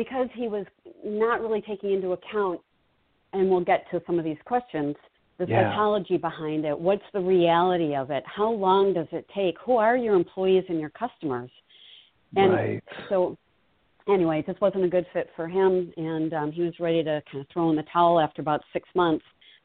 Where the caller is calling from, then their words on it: Milton, Wisconsin, United States; So right now I am looking out, I'm in Milton, Wisconsin, looking over a beautiful lake with pelicans and eagles flying by.